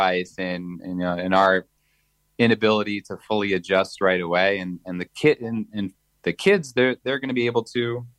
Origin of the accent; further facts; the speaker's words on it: United States; moved away as an adult; also born or lived in Hollywood, Florida; now in Israel; growing up in America